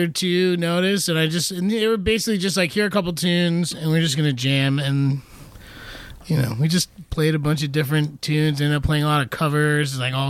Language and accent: English; Bergen County, New Jersey, United States; I'm from Jersey, man.